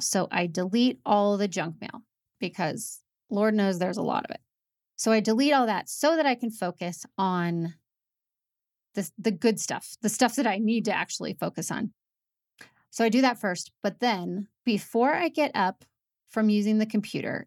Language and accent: English; United States; moved away as an adult; also born or lived in Rocky Mountains; I'm from Saint Louis in Indiana, and we moved to the Rocky Mountains